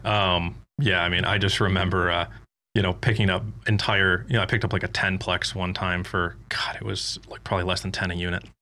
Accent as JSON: {"language": "English", "region": "Michigan", "country": "United States", "also_born_or_lived": "Davenport, Iowa", "moved": "as an adult", "said": "I'm actually from Michigan"}